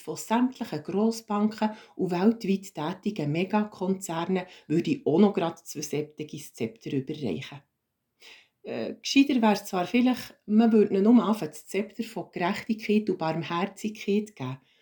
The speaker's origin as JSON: {"language": "German", "country": "Switzerland", "said": "als Schweizer"}